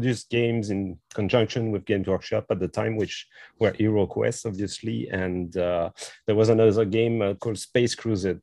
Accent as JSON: {"language": "English", "region": "Brittany", "country": "France", "also_born_or_lived": "Quebec", "moved": "yes", "lives_now": "Montreal, Canada", "said": "I'm actually French. I'm from France. I'm from Brittany. So I moved to Quebec 20 years ago now."}